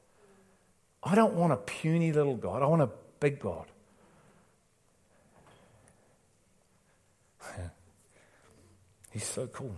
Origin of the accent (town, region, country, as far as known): England, United Kingdom; now in New Zealand